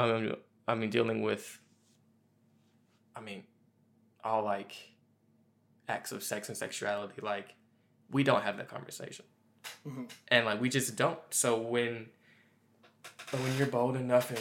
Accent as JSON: {"language": "English", "town": "Memphis", "region": "Tennessee", "country": "United States", "tie": "born or raised there", "said": "me growing up in Memphis, Tennessee, in the South as well"}